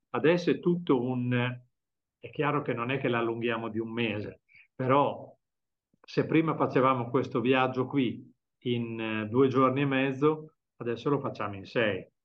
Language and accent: Italian; Bologna, Emilia-Romagna, Italy; Fabio è catanese e io sono bolognese, quindi facciamo questi viaggi da Catania ad Alicante in macchina.